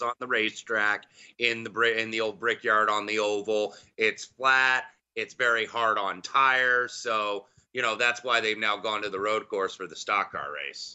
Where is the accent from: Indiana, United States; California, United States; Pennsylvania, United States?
Indiana, United States; Indianapolis; moved away; I was born and raised in Indianapolis